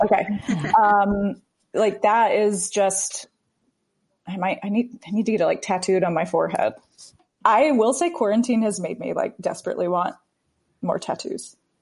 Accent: the South, United States; I'm from the South

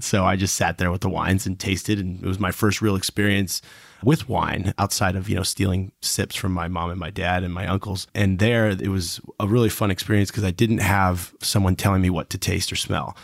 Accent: Michigan, United States; also born or lived in Cincinnati, Ohio / Napa, California; My father was a pilot and was based out of Detroit Metro when, uh, Northwest was bought by Delta. So we ended up moving up to Michigan

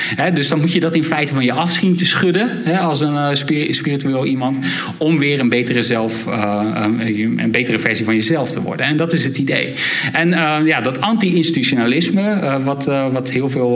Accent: Rotterdam, South Holland, Netherlands; ik zelf uit Rotterdam kom.

